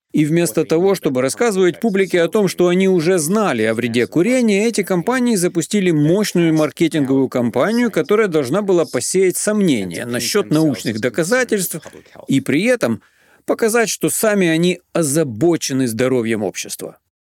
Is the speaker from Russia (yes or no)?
no; New York, United States; Я рос в Нью-Йорке, добирался до школы на метро.